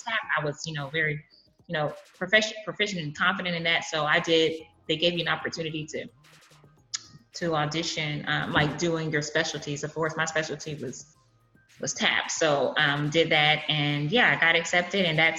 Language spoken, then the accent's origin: English; Brooklyn, New York, United States; also born or lived in California; born and raised, born, raised on both coasts, Brooklyn and California. Okay. So I didn't come to Texas until college.